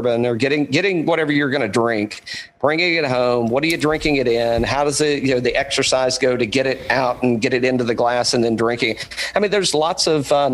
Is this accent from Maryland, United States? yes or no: no; East Tennessee, United States; moved away; I'm from East Tennessee originally. I'm a hillbilly man from way back